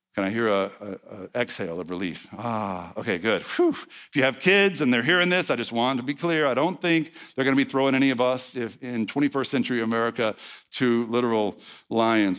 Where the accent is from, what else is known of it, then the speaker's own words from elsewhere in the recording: East Texas, United States; I'm from East Texas, not Arkansas.